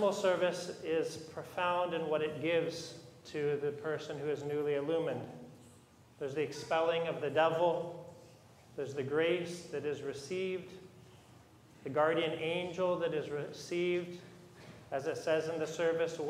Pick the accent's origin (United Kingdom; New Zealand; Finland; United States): United States; modern American Christians